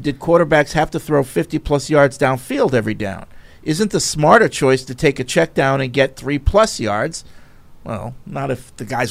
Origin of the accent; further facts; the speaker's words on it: New Bedford, Massachusetts, United States; As someone who was born and raised in New Bedford, I can confirm that there was a big rivalry with New Bedford and Ludlow in terms of soccer.